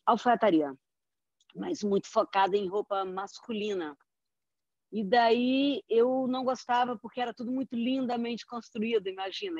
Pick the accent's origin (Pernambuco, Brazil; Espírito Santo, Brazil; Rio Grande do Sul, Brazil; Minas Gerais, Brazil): Minas Gerais, Brazil; also born or lived in São Paulo; now in Rio de Janeiro, Brazil; carioca mineira, sou mineira, mas vim para o Rio